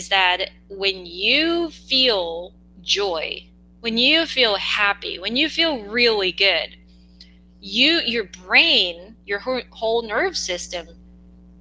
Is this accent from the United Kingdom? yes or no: no; South Korea; English is a second language; English is not my first language